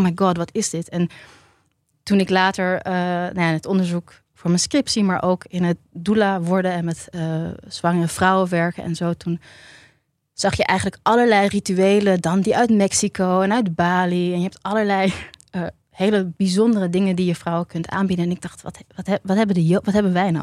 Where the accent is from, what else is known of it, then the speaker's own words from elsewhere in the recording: Tiel, Gelderland, Netherlands; ik ben geboren in Tiel